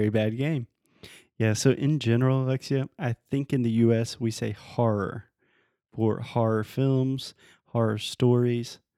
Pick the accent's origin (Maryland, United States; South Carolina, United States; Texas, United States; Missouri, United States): South Carolina, United States; moved away; I'm from the US, originally from South Carolina